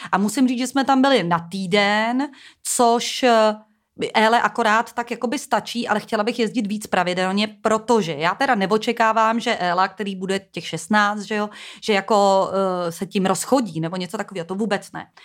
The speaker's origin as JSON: {"language": "Czech", "region": "Prague", "country": "Czechia", "said": "já jsem z Prahy, tak máme takový slang"}